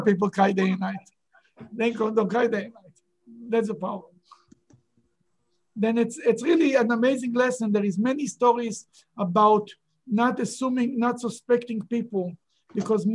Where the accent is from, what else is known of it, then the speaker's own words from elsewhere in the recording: Israel; moved away; I grew up in Israel